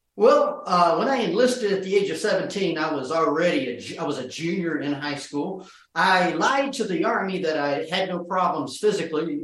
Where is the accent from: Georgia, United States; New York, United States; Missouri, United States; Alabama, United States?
Georgia, United States; Norcross; my neighborhood in Georgia, outside of Norcross, Georgia